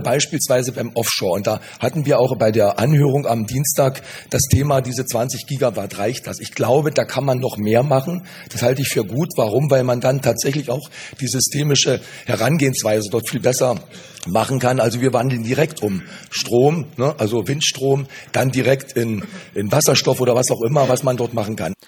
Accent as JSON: {"language": "German", "region": "Brandenburg", "country": "Germany", "said": "ich komme aus Brandenburg"}